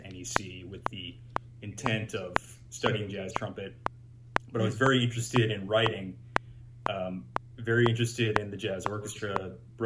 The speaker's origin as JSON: {"language": "English", "town": "Manhasset", "region": "New York", "country": "United States", "tie": "born or raised there", "also_born_or_lived": "Boston", "moved": "as an adult", "said": "I grew up in Long Island, New York. My parents still live out there in a town called Manhasset"}